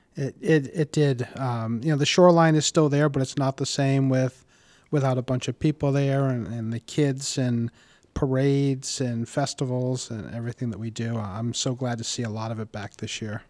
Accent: Warwick, Rhode Island, United States; I grew up in Warwick and have been a homeowner for over thirty years in our lovely city.

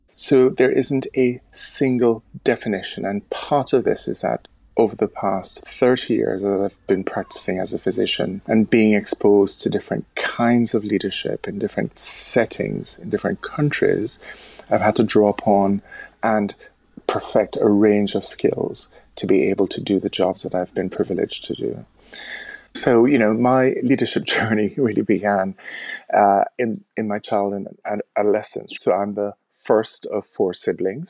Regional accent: Jamaica; moved away as an adult; also born or lived in United States; now in United Kingdom; growing up in the Caribbean

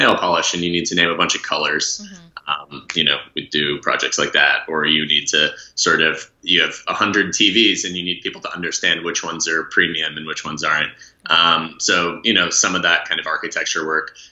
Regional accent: Bay Area, California, United States; also born or lived in Boston, Massachusetts; when I was a little kid, we moved to the Bay Area

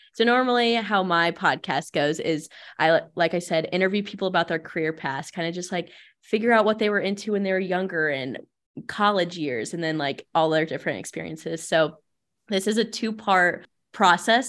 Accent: Findlay, Ohio, United States; born or raised there

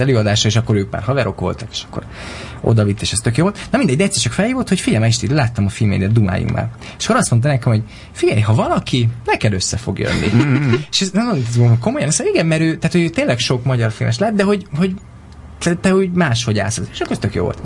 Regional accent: Miskolc, Borsod-Abaúj-Zemplén, Hungary; moved away as an adult; also born or lived in Pécel; now in Budapest, Hungary; Miskolcról jöttem

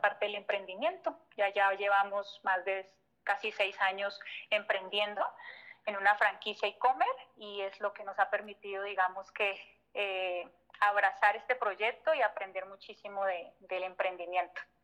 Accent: Colombia; moved away as an adult; now in Mexico; Yo siempre digo que soy colombiana de nacimiento, pero de corazón mexicano

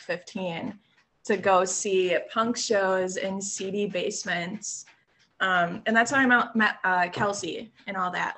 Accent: South Milwaukee, Wisconsin, United States; also born or lived in Oak Creek, Wisconsin; born and raised in Milwaukee. Um, I grew up in a small town called South Milwaukee ah. um, uh, and Oak Creek

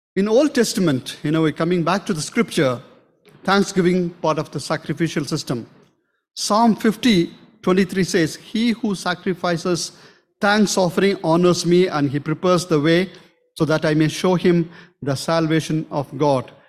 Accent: South India, India; moved away; we are from South

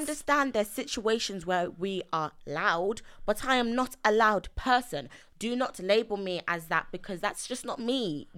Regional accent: London, United Kingdom; also born or lived in Nigeria; I'm East London

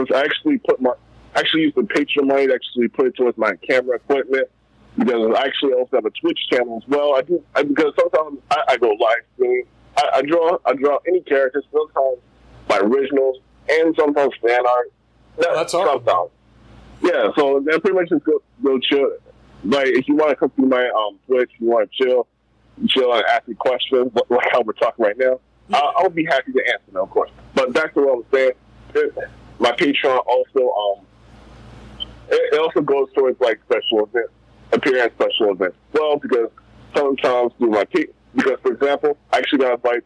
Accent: Baltimore, Maryland, United States; I'm from Baltimore, Maryland

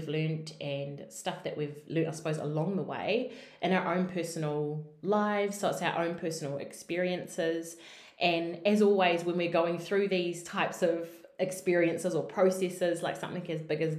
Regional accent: New Zealand; We're two Kiwi girls

